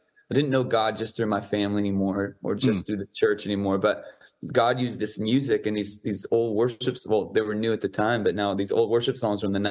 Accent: San Diego, California, United States; I grew up in San Diego

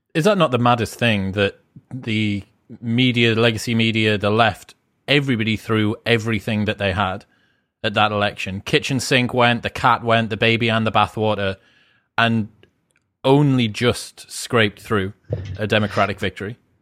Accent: United Kingdom; being British

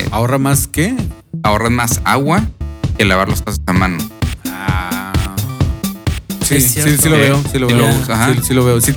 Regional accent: Mexico; Soy mexicano.

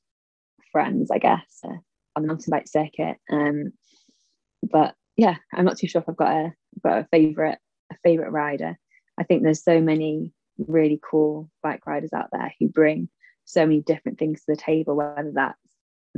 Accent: Sheffield, Yorkshire and the Humber, United Kingdom; I grew up in the Peak District in Sheffield

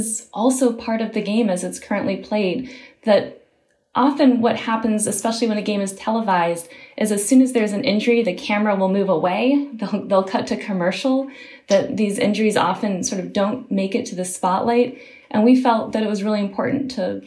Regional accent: Michigan, United States; moved away; I'm from originally from Michigan

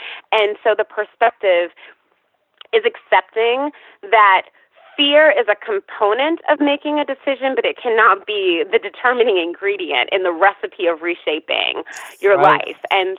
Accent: Atlanta, Georgia, United States; also born or lived in Virginia / Tennessee / Texas / California; I grew up in Atlanta by way of several locations, Atlanta to Tennessee, or rather Atlanta to Virginia, to Tennessee, to Texas, to California, to New York.

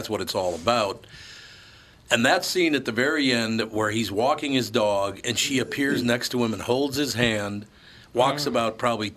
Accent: Minneapolis, Minnesota, United States; where I grew up in North Minneapolis

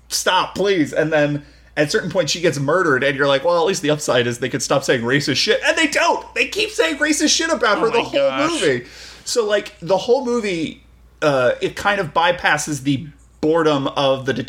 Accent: United States; a American audience member

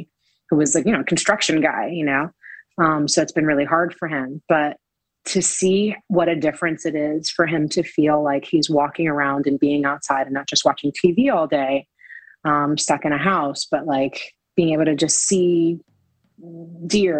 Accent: New York City, New York, United States; growing up in the Lower East Side

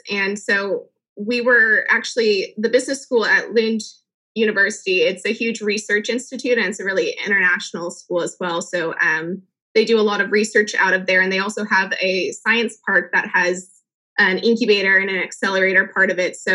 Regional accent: California, United States; now in Washington, DC, United States; I'm originally from California, um, and that's where I currently am. I actually live in DC most of the time

